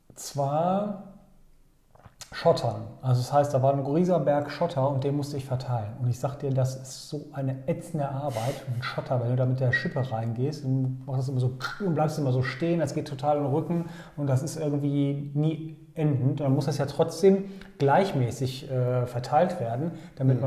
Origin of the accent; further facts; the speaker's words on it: Bochum, North Rhine-Westphalia, Germany; ich bin ja in Bochum-Werner aufgewachsen